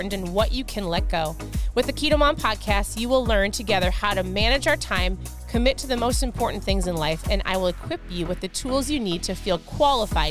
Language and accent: English; Minnesota, United States; I'm from Minnesota